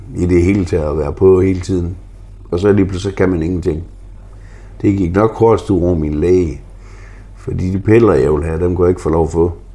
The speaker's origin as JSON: {"language": "Danish", "town": "Frederikshavn", "region": "North Denmark Region", "country": "Denmark", "tie": "born or raised there", "also_born_or_lived": "Oslo, Norway / Greenland", "moved": "as an adult", "said": "det er jo stadigvæk min hjemby"}